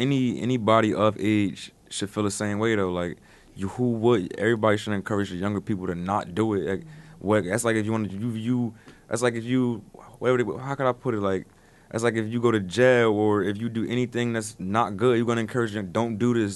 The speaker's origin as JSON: {"language": "English", "area": "Paterson", "region": "New Jersey", "country": "United States", "said": "I'm come from Pasadena, New Jersey"}